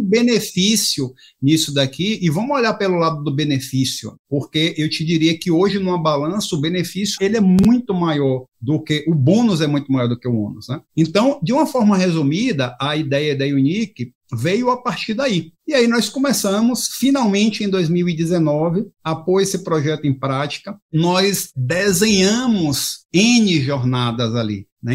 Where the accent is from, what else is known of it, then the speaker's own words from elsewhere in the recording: Bahia, Brazil; como um bom baiano